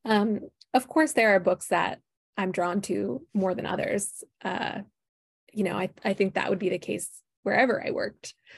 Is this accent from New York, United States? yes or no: no; Minneapolis, Minnesota, United States; moved away as an adult; I am Midwest, born and raised. Uh, I grew up in the Twin Cities here in Minnesota